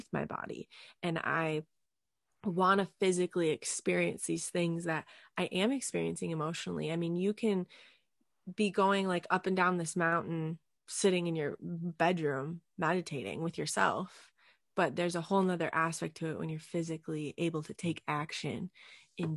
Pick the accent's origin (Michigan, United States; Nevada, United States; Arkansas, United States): Michigan, United States; Escanaba; I grew up in Upper Michigan